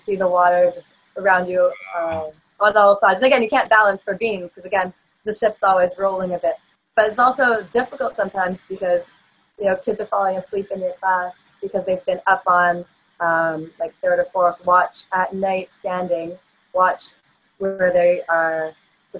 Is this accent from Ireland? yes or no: no; Toronto, Ontario, Canada; moved away as an adult; also born or lived in Sapporo, Japan; now in Prince Rupert, Canada; where I grew up in Toronto, of 6 million